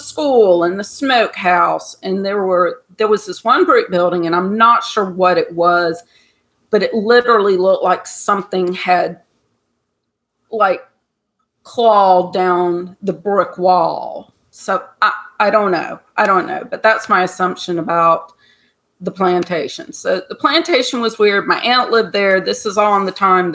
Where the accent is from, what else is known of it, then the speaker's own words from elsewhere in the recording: Georgia, United States; I grew up in Georgia